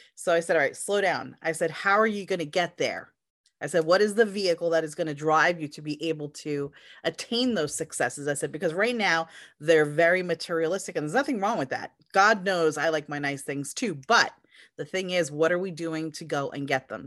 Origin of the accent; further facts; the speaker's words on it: United States; also born or lived in Europe; I'm an American, I was born here